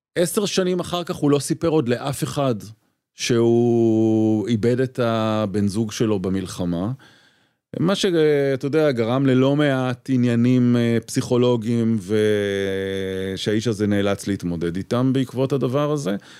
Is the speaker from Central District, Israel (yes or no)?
yes; Petah Tikva, Central District, Israel; moved away as an adult; also born or lived in Tel Aviv; גדלתי בפתח תקווה, uh, שיכון כזה, רכבת